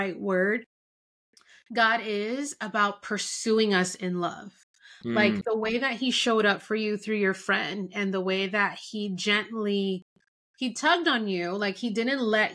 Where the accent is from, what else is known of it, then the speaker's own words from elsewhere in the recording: Miami, Florida, United States; moved away as an adult; also born or lived in Denver; now in Dallas, United States; I had left Miami, my hometown, and moved to Denver